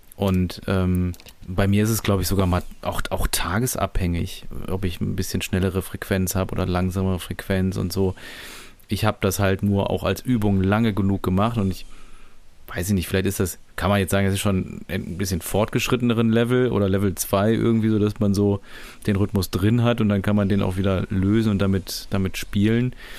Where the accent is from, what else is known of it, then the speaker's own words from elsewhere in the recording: Düsseldorf, North Rhine-Westphalia, Germany; ich komme aus Düsseldorf